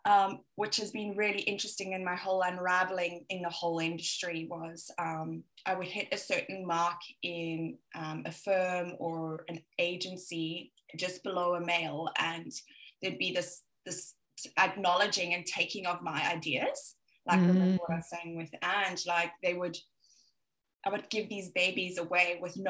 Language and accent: English; Johannesburg, Gauteng, South Africa; as you can hear, I most probably have a little bit of Australian twang here and there, but I'm South African and I'm originally from Johannesburg. My family are all there.